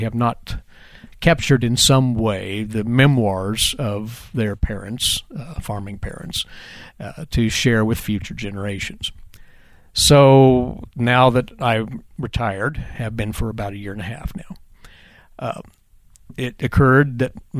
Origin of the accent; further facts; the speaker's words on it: Winfield, Kansas, United States; now in Manhattan, Kansas, United States; from my hometown of Winfield